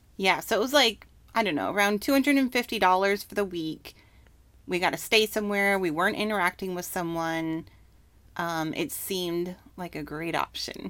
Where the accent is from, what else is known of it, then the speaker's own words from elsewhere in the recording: Canada; moved away; Home country. Oh, Canada